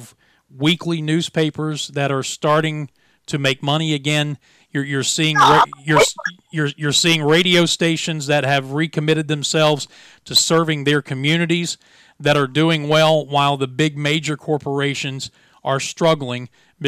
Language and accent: English; Williamson, West Virginia, United States; our hometown newspaper, this is Williamson, West Virginia